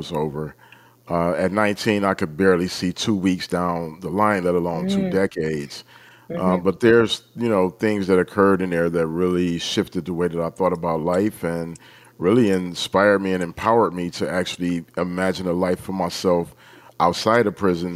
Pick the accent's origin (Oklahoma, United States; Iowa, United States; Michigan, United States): Michigan, United States; Detroit; I grew up in Detroit